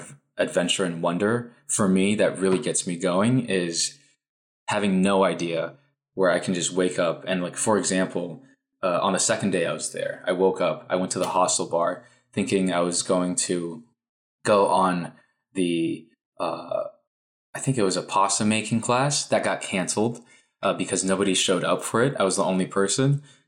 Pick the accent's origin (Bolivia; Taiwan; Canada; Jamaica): Taiwan; moved away; for me, I'm an immigrant from Taiwan. So I bring a lot of traditional Taiwanese values.